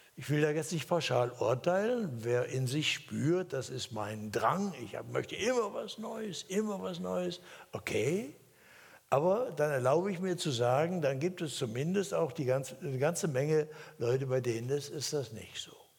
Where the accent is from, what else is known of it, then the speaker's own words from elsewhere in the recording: Hesse, Germany; moved away; in Hessen, da wo ich herkomme